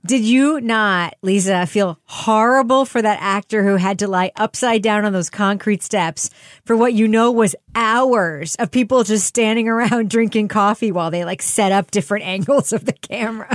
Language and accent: English; New York, United States; I'm from New York